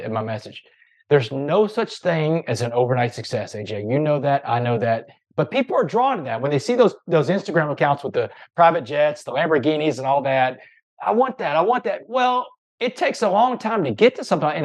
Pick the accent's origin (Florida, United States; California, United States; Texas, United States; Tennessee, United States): Texas, United States; Port Arthur; I grew up in Port Arthur, Texas